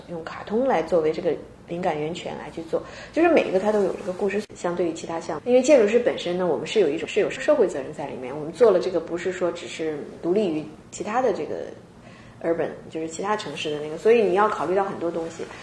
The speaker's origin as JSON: {"language": "Chinese", "country": "China", "moved": "yes", "lives_now": "Seattle, United States", "said": "我们本身就国内来的"}